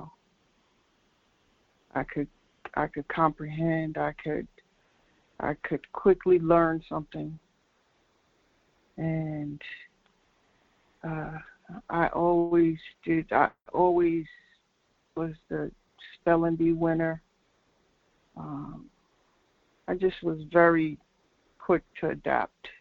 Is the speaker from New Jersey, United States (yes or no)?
yes; Linden, New Jersey, United States; I'm from New Jersey, Linden, New Jersey, which is a suburb.